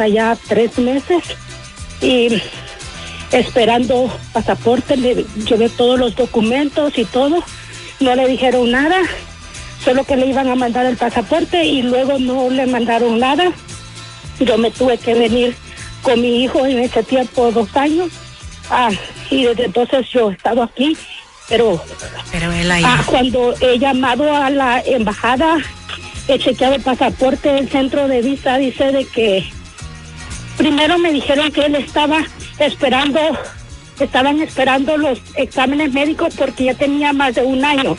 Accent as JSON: {"language": "Spanish", "country": "El Salvador", "moved": "yes", "lives_now": "United States", "said": "soy de El Salvador"}